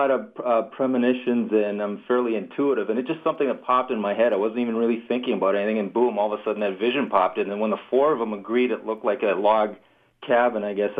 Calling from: Hamilton, Ontario, Canada; I'm actually calling from Hamilton.

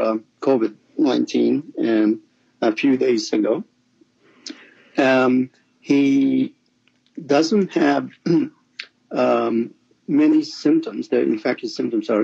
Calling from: Toronto, Ontario, Canada; I'm calling from Toronto in Canada

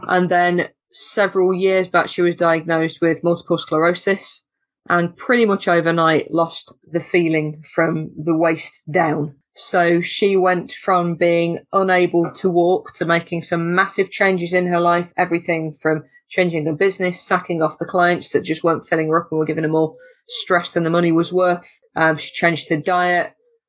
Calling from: East Midlands, United Kingdom; I'm in Lincolnshire, in the south of the county, where everything is very, very flat.

